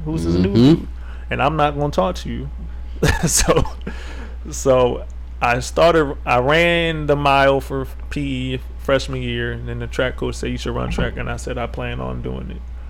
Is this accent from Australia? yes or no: no; Italy; born there; also born or lived in Japan; Yeah, I was born in Italy.